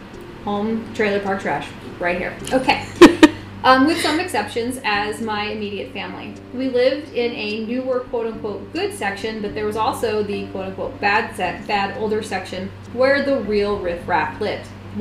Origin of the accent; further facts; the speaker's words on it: Washington, Pennsylvania, United States; You asked for some real life stories and I have one from my hometown of Washington, PA.